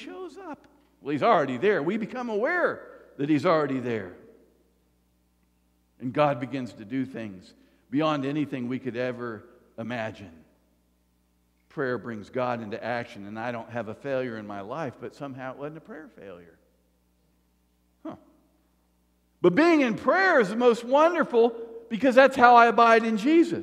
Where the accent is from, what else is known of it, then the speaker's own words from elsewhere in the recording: the South, United States; I grew up in the South